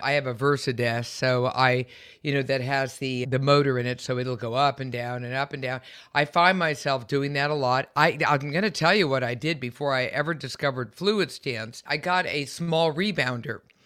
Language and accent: English; San Francisco Bay Area, California, United States; I'm also a Californian, born and raised in the San Francisco Bay Area